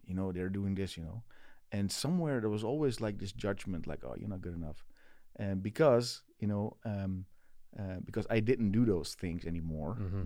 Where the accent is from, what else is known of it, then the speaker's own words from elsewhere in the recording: Netherlands; English is a second language; back home in Holland